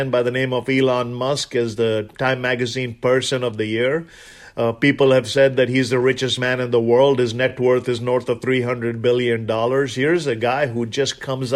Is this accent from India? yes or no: yes; India; moved away as an adult